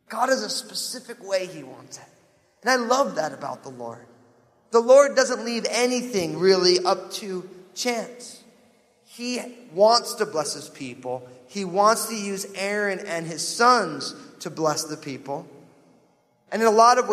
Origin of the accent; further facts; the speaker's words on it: New Jersey, United States; I'm from New Jersey.